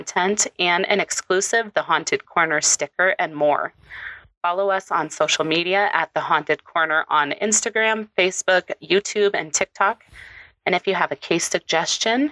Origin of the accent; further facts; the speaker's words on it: Colorado, United States; I grew up in Colorado.